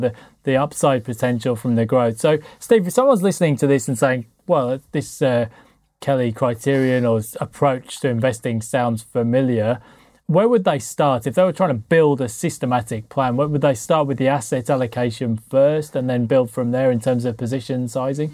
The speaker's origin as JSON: {"language": "English", "country": "United Kingdom", "said": "I'm British"}